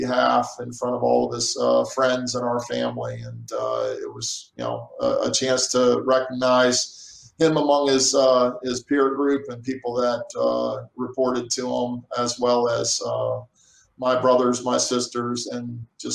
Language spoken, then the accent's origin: English; Annapolis, Maryland, United States; also born or lived in Central Virginia; now in Dubuque, United States; I'm in this wooded area outside of where I lived, close by Annapolis, Maryland